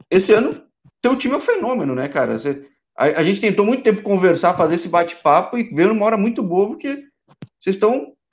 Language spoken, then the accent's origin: Portuguese; São Paulo, Brazil; Eu, eu, sou de São Paulo, capital, mas quando eu chego lá em Ribeirão, Sertãozinho, eu sei só pelo calor, cara.